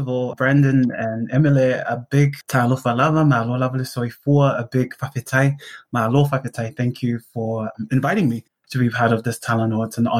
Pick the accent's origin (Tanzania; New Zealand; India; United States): New Zealand; Auckland; also born or lived in South Korea; I grew up here in South Auckland. I was born and raised here in Manurewa.